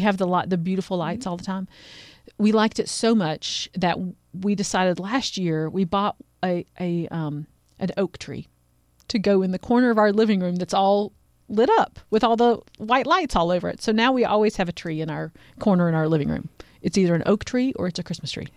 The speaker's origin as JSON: {"language": "English", "town": "Asheville", "region": "North Carolina", "country": "United States", "tie": "born or raised there", "said": "I grew up in Asheville"}